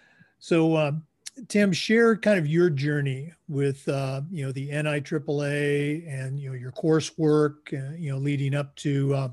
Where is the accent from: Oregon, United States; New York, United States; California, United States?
Oregon, United States; My wife and I were both born and raised in Oregon, and I grew up a Duck fan.